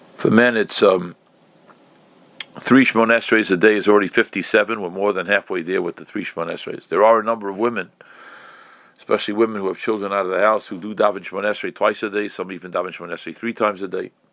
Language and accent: English; New York City, New York, United States; I was growing up in Crown Heights